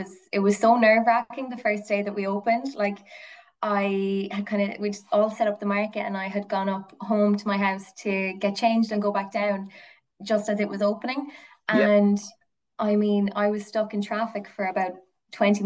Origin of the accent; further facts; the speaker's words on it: Ballyhale, Leinster, Ireland; I grew up in Kilkenny, in kind of rural Kilkenny, so out in the countryside in Ballyhale.